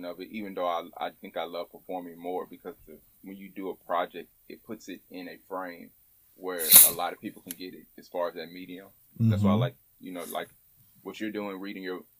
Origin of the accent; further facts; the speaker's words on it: Houston, Texas, United States; I'm from Houston, Texas, born and raised, right? Born in Third Ward, grew up on the Southwest Side